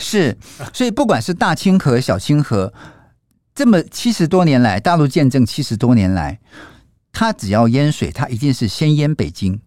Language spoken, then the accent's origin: Chinese; Taiwan; 我们台湾人